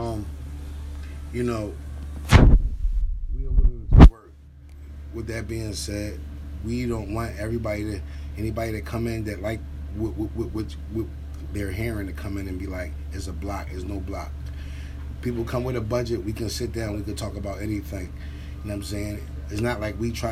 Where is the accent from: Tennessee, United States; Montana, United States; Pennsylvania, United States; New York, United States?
Pennsylvania, United States; Philadelphia; I'm from Philadelphia